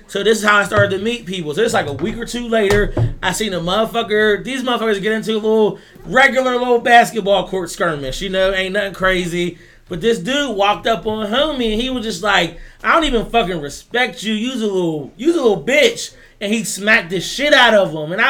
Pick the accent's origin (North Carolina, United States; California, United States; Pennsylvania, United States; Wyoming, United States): Pennsylvania, United States; Pittsburgh; not just because I'm from Pittsburgh.